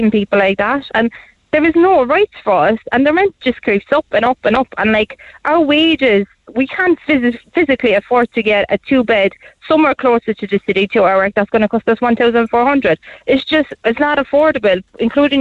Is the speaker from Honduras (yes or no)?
no; Poland; now in Ireland; I'm actually originally from Poland